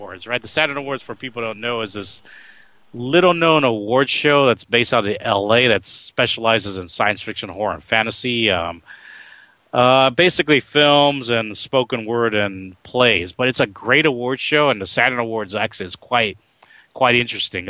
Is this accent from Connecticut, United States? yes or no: no; Oakland, California, United States; also born or lived in New York City, New York, United States; my being raised in Oakland